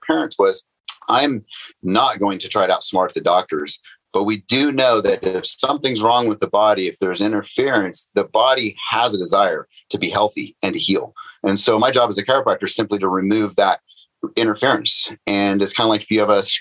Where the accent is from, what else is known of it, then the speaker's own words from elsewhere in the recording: Northern California, United States; I grew up in Northern California.